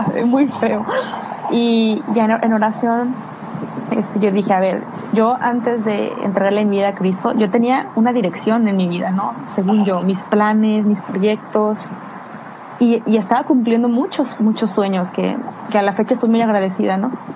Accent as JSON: {"language": "Spanish", "town": "Guadalajara", "region": "Jalisco", "country": "Mexico", "moved": "yes", "lives_now": "United Kingdom", "said": "yo soy de Guadalajara"}